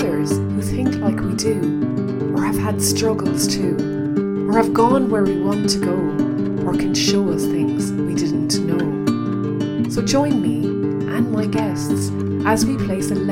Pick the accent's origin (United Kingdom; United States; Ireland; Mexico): Ireland; accent: Irish; as I speed up, I become more Irish in my accent as well.